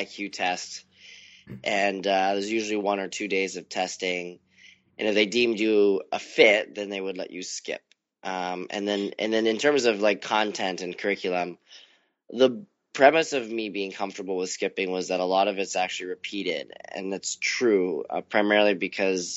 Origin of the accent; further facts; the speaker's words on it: Vancouver, British Columbia, Canada; moved away as an adult; Vancouver is a great place to grow up